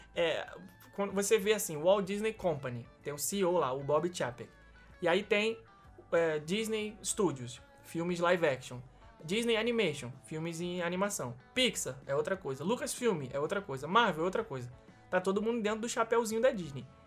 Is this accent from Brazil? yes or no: yes; Rio de Janeiro, Brazil; pra gente nascido e criado no Rio